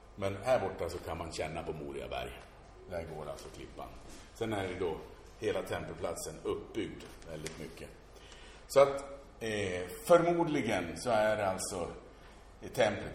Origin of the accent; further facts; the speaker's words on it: Sweden; som svenskar